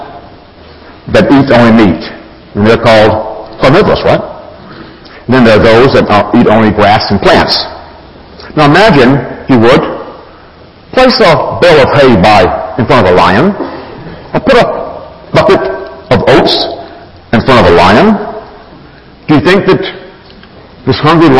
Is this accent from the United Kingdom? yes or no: no; Alabama, United States; a farm boy, raised in Alabama, meat and potatoes guy